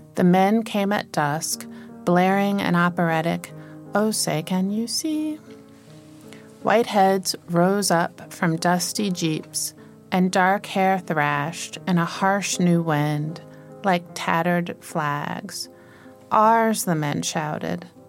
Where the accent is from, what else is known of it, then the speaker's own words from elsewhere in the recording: Virginia, United States; I was born and raised in the United States in Virginia